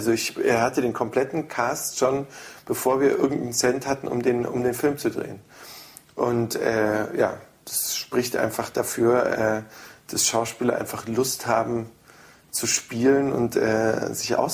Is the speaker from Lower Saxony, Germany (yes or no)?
no; Holzkirchen, Bavaria, Germany; moved away; das ist mein Heimatdorf.